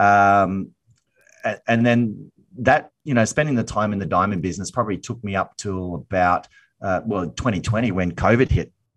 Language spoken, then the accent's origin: English; Brisbane, Queensland, Australia; born and raised here in Brisbane, Australia